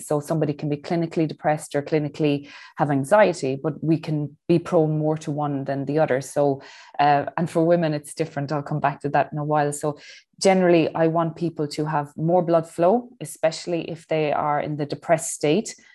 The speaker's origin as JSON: {"language": "English", "country": "Ireland", "moved": "yes", "lives_now": "Dubai, United Arab Emirates", "said": "I'm Irish"}